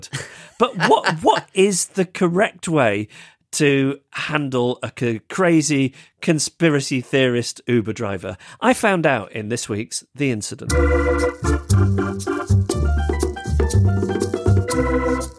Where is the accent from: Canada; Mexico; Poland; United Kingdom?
United Kingdom; accent: British; my British accent